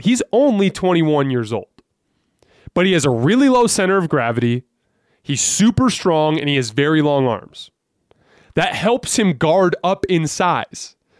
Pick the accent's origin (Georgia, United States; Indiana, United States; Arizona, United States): Arizona, United States; Tucson; I was born and raised in Tucson, Arizona